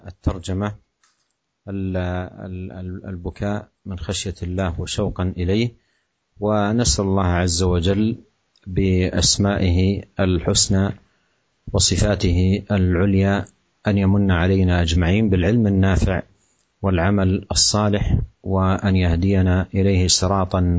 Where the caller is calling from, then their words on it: Ambarawa, Central Java, Indonesia; Dari Ambarawa, Jawa Tengah Ustaz.